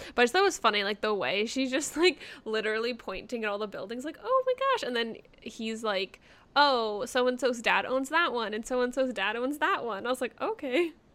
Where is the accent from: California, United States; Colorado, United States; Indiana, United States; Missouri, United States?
California, United States; growing up in California